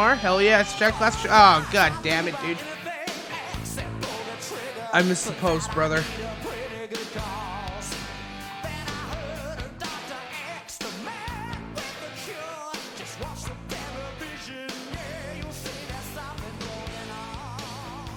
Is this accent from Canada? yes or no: yes; Canada; we're Canadian